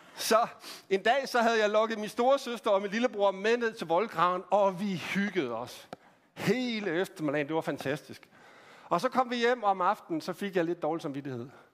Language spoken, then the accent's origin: Danish; Randers, Central Denmark Region, Denmark; Jeg voksede op i, øh, i Randers